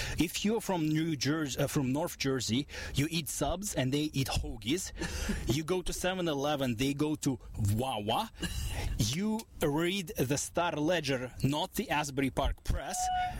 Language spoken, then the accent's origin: English; Russia; I'm from Russia and I don't know American cities very well.